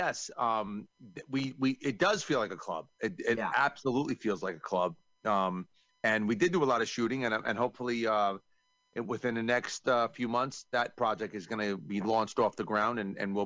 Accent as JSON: {"language": "English", "region": "New York", "country": "United States", "said": "I'm from New York"}